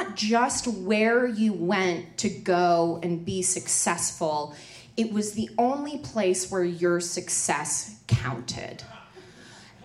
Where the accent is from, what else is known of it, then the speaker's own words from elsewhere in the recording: Colorado, United States; I grew up in Colorado